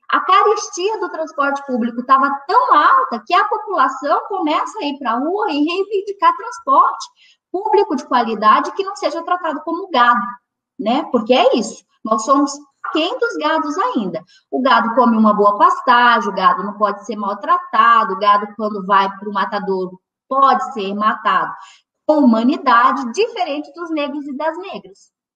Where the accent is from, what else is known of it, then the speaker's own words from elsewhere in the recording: Northeast Region, Brazil; eu sou mulher, sou negra, sou nordestina